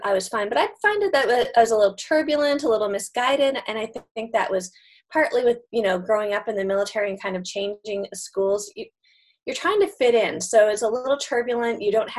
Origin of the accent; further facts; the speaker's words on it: Canada; now in United States; I grew up in Canada, so I'm Canadian and moved to the States.